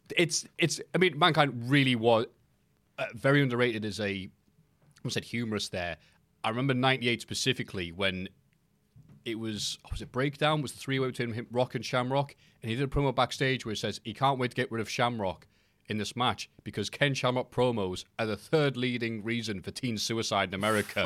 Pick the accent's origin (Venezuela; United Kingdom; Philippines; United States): United Kingdom; I am British